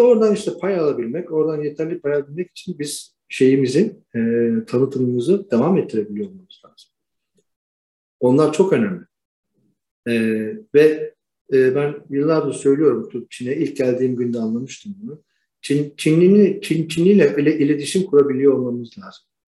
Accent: Istanbul, Turkey; moved away as an adult; also born or lived in Rumelia (ancestry); now in Sanya, China; İstanbul doğumluyum.

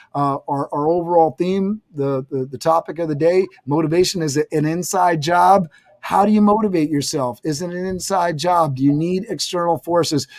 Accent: Westchester, New York, United States; We, we checking in from Westchester. That's my place, my hometown

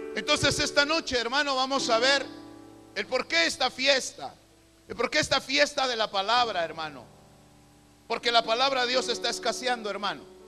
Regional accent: Guatemala; Aquí en Guatemala tenemos un dicho

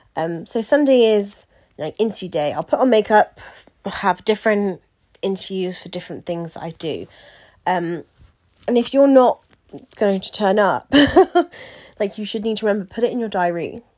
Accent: Wiltshire, South West England, United Kingdom; my hometown in Wiltshire. So, well, home county

